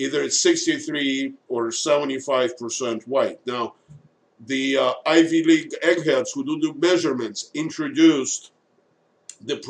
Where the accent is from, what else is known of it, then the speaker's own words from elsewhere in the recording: Moscow, Russia; now in United States; I was born in Moscow. I was born in Russia.